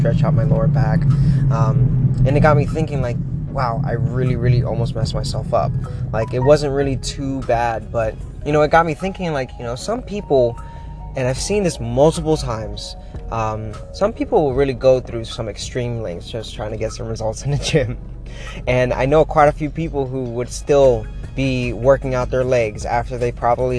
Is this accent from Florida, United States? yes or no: yes; Florida, United States; moved away as an adult; now in Pittsburgh, United States; I'm from Florida